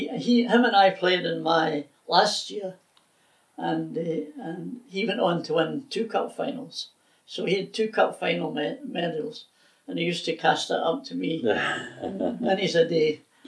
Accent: Airdrie, Scotland, United Kingdom; born or raised there

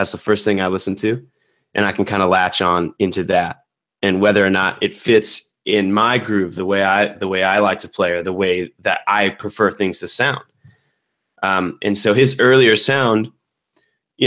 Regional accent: Tucson, Arizona, United States; now in Los Angeles, United States; I grew up in Tucson, Arizona

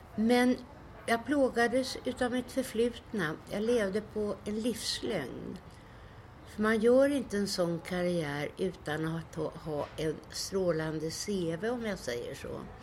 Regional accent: Stockholm, Stockholm County, Sweden; Jag växte upp i slummen på Söder

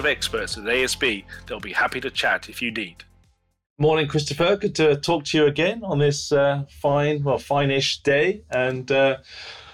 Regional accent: Auckland, New Zealand; I'm from Auckland

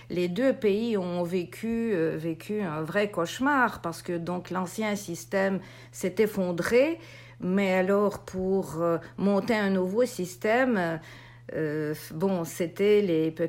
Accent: Russia; moved away; Bon, moi j'ai quitté la Russie en 93, alors je j'ai pas quand même vécu l'ampleur de, de de ce, de ce cauchemar.

